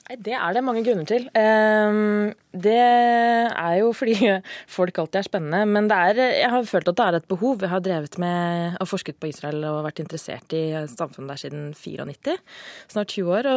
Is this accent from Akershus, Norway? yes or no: no; Lillehammer, Innlandet, Norway; now in Oslo, Norway; jeg er fra Lillehammer